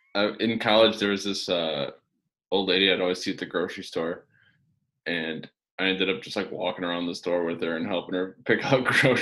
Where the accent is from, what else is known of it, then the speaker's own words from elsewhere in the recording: Kenosha, Wisconsin, United States; also born or lived in Madison, Wisconsin; I grew up in Kenosha, actually.